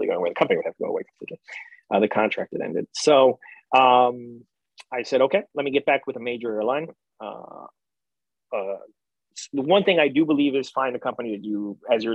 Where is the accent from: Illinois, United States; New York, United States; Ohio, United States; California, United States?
New York, United States; I'm a New Yorker. I got a big New York attitude